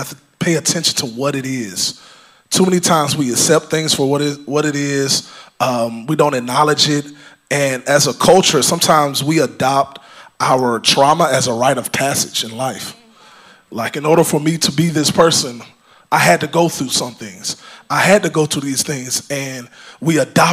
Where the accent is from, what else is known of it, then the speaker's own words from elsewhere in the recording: Georgia, United States; I was born in Georgia. I was raised by my grandparents.